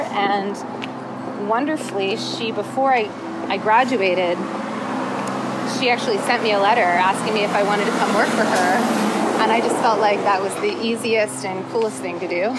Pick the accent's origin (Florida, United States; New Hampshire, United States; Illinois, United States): Florida, United States; Tallahassee; I was born in Tallahassee, Florida